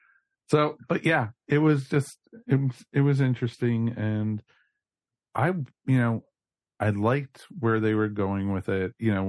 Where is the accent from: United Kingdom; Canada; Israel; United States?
United Kingdom; So, but you know, as I said, because we're British, that is why.